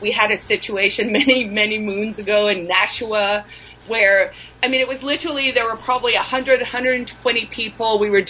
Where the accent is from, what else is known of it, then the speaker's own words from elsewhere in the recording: South Africa; And then there are some stories about just growing up in South Africa and how weird that was.